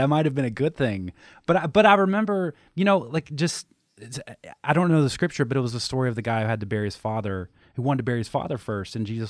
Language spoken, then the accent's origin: English; Southeast, United States; so I grew up in the Southeast, Southern Baptist, Christianity, like the whole thing.